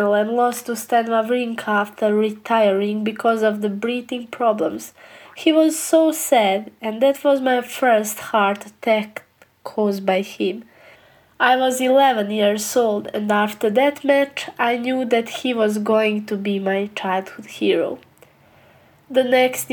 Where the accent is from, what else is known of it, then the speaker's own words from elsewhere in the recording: Bosnia & Herzegovina; I come from Bosnia, a small country in Europe.